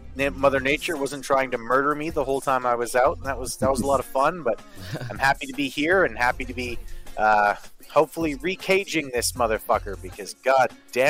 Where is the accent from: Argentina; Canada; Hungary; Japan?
Canada; Yeah, I am from the Great White North, although it's getting a lot more green lately.